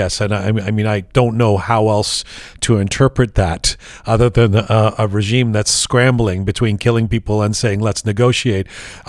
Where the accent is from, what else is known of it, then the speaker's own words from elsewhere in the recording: Canada; It's strange as a Canadian kid sitting here too